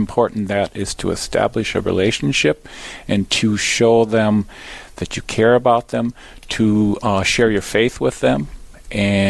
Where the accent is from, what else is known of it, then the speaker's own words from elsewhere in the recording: New Ulm, Minnesota, United States; moved away; I'm originally from New Ulm, Minnesota, and I graduated from Cathedral High School